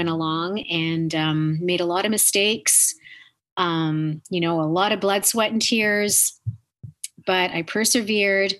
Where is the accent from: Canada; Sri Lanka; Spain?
Canada; being Canadian